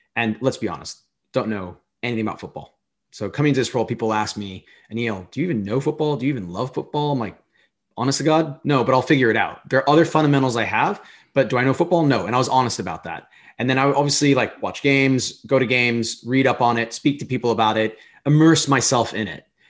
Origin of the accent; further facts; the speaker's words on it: United States; as an American